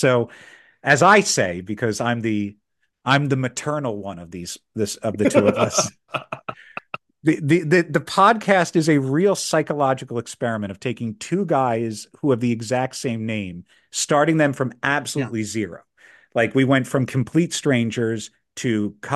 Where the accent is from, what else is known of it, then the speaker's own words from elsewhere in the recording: Philadelphia, Pennsylvania, United States; moved away as an adult; now in Washington, DC, United States; I'm originally from Philadelphia, but my whole family's down in the DC area.